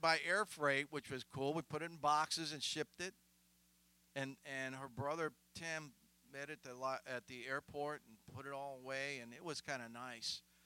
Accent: Columbus, United States; moved away as an adult; also born or lived in Minnesota / Georgia; We had a family when I grew up back home in Columbus.

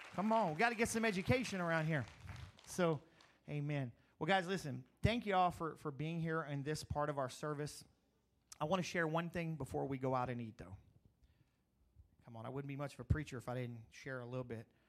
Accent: Crowley, Louisiana, United States; moved away as an adult; also born or lived in Eunice, Louisiana; when I grew up in Crowley

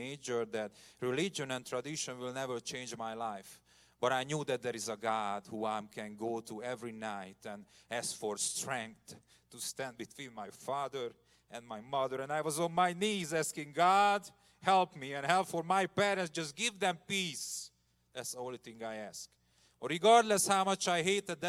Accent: Komárom, Komárom-Esztergom, Hungary; I grew up in a communist country. Hungary was in communism until 1990. I remember Russian soldiers in my hometown

